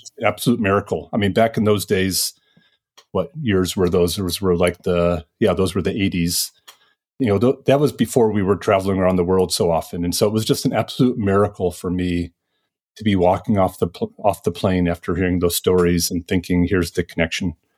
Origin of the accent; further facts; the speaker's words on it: Detroit, Michigan, United States; moved away as an adult; also born or lived in Ann Arbor, Michigan / Fort Wayne, Indiana; I grew up in Michigan over near Detroit